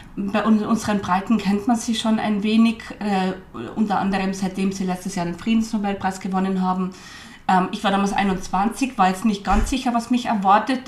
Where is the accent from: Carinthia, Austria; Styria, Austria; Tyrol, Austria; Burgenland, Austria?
Carinthia, Austria; moved away; also born or lived in Vienna / Nizhny Novgorod; Italienisch habe ich als Kärntnerin schon gekonnt